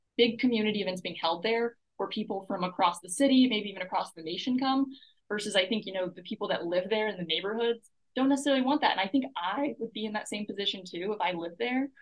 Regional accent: Buda, Texas, United States; now in Austin, United States; I grew up in Buda, which is about 30 minutes away from here.

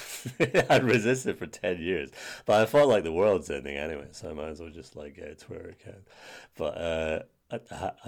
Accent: United Kingdom; growing up in Britain

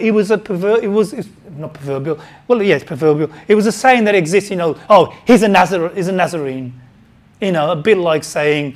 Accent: Wednesbury, West Midlands, United Kingdom; moved away; I grew up in Friar Park, near Birmingham, in Friar Park in Wensbury.

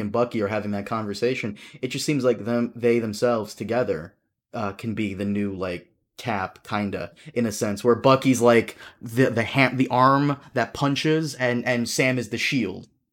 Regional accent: Brazil; now in United States; I was born in Brazil

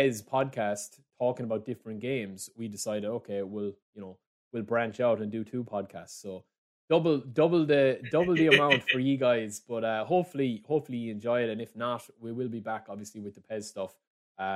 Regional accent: Ireland; because I'm Irish.

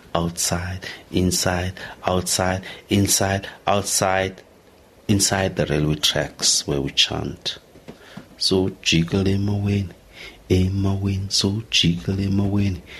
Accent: South Africa; being South African

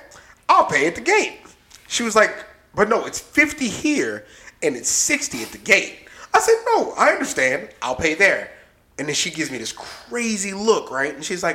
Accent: Maryland, United States; that's where I'm from. We drove by Andrews, which is where I was born. It's weird.

